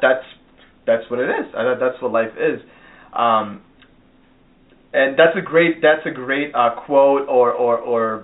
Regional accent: Chicago, Illinois, United States; moved away as an adult; now in Southern California, United States; I was born and raised in Chicago, and then I've been living in Southern California for the last 6 years

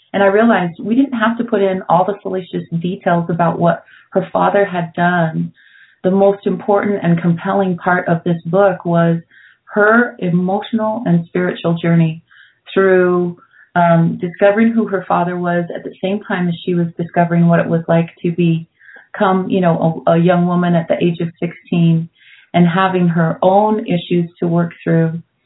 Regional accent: Brigham City, Utah, United States; moved away; also born or lived in Denver, Colorado; I grew up Catholic in Brigham City, Utah

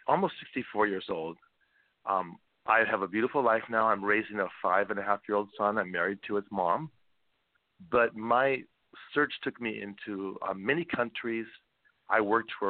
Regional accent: Seattle, Washington, United States; I grew up in Seattle, second of five kids

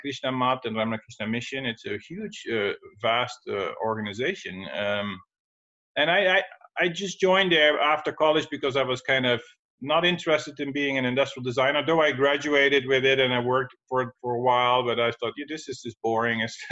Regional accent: Netherlands; moved away as an adult; I'm originally from Holland, the Netherlands

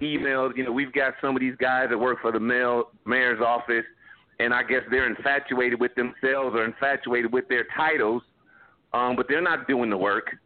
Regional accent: Los Angeles, California, United States; born and raised in South Central Los Angeles

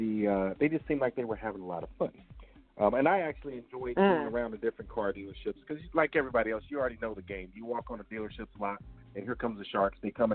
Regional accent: Richmond, California, United States; moved away as an adult; also born or lived in Salinas, California / Japan / North Carolina / Sacramento, California; now in Temecula, United States; as you already know. I'm born and raised in Richmond, California. Lived out there for a while, moved to Salinas, and I moved all over California.

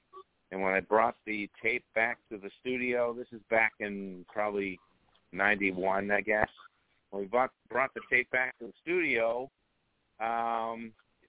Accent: Revere, Massachusetts, United States; my hometown of Revere, Massachusetts

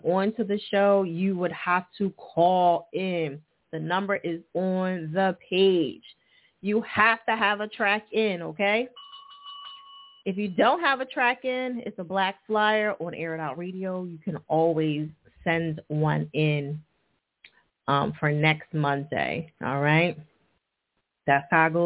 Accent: New Jersey, United States; Newark, New Jersey. My home state

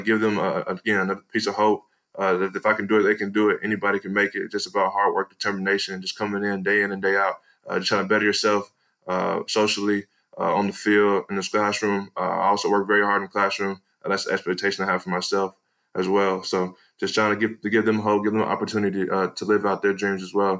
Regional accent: Edgewood, Texas, United States; moved away; I'm originally from East Texas, Edgewood, Texas.

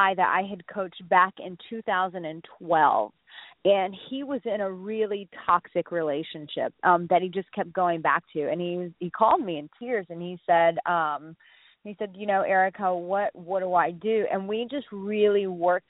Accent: Texas, United States; I'm from Texas

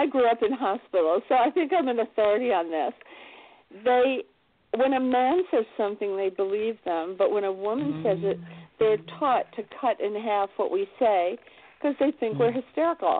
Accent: New York City, New York, United States; I was born in New York City, right in Manhattan

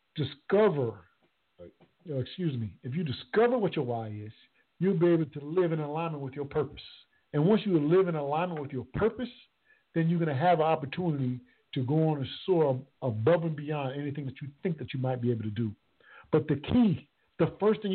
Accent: Conway, South Carolina, United States; my hometown, Conway, South Carolina.

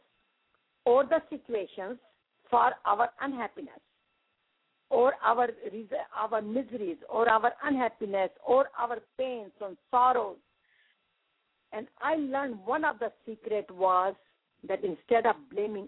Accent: India; moved away as an adult; now in United States

